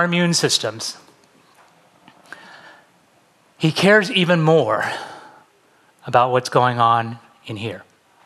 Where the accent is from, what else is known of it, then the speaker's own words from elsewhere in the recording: San Francisco Bay Area, California, United States; moved away as an adult; also born or lived in Pasadena / West Los Angeles; now in Los Angeles, United States; I'm originally from the San Francisco Bay Area. I moved down to LA to go to UCLA